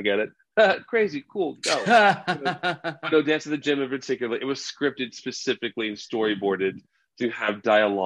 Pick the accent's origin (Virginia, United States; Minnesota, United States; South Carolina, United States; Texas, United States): Texas, United States; I'm broadcasting from Texas, you know, where I grew up